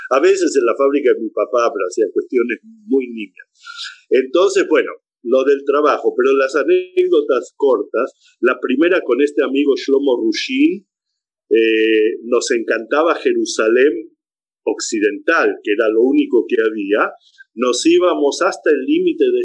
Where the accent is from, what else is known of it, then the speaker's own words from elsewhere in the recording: Chile; also born or lived in Buenos Aires, Argentina; now in Israel; me dicen en hebreo, en, en buen hebreo, me nata, ¿de dónde eres? Y le digo de Chile.